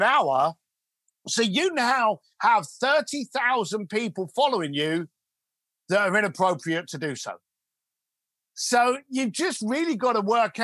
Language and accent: English; London, United Kingdom; a young lad growing up in East London